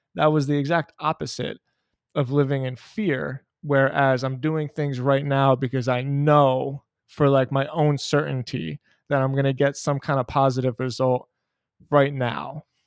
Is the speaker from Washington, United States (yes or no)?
no; Philadelphia, Pennsylvania, United States; I, I'm from Philadelphia, I was born and raised in Philadelphia